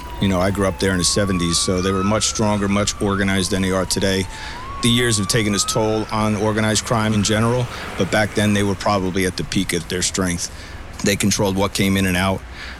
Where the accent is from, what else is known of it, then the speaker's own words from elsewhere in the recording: Bayonne, New Jersey, United States; I grew up in a city called Bayonne, New Jersey, just outside of Manhattan. Both my grandfather and my father were law enforcement